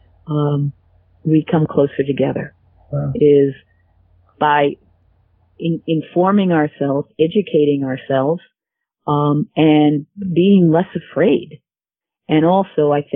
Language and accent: English; United States; I am an American